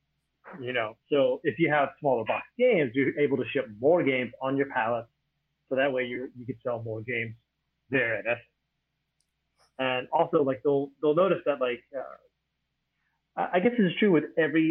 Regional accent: United States; moved away as an adult; now in Taiwan; I come from America

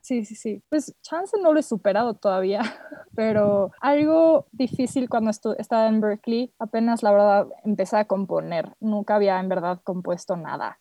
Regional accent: Mexico; moved away as an adult; also born or lived in Boston; acabo de regresar aquí a México con mis papás. Vengo de Boston

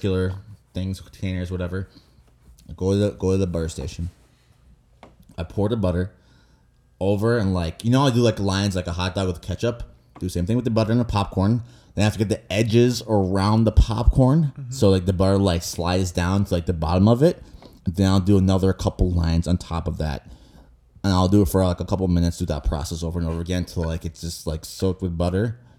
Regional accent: United States; I'm an American

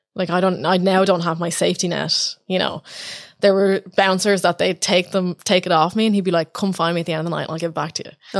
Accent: Ireland; also born or lived in New York; as an Irish person

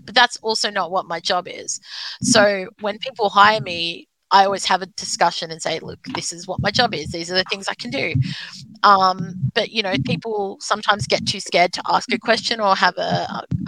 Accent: South Coast, New South Wales, Australia; I grew up on the South Coast where there was no other disabled people anywhere

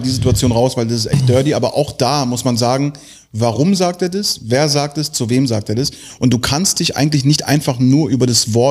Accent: Tel Aviv, Tel Aviv District, Israel; born there; ich bin in Tel Aviv geboren, ich darf das.

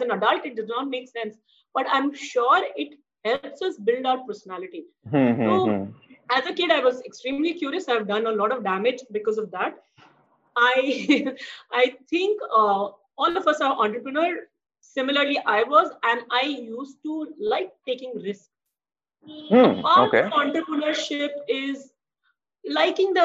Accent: Jamshedpur, Jharkhand, India; now in Mumbai, India; I grew up in Jamshedpur

